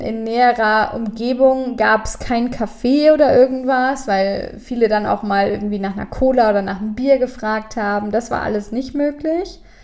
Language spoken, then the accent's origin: German; Germany; Wir als Deutsche